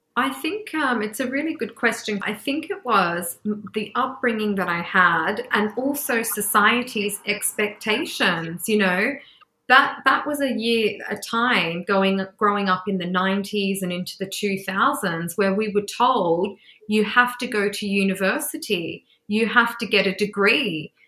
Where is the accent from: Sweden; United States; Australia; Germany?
Australia; moved away as an adult; also born or lived in England; now in London, United Kingdom; the first place I went back to was my home country to Australia